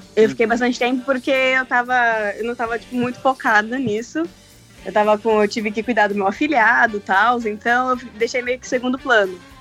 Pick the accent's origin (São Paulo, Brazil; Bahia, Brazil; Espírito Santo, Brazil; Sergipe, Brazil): São Paulo, Brazil; Osasco; moved away as an adult; now in United States; eu sou de Osasco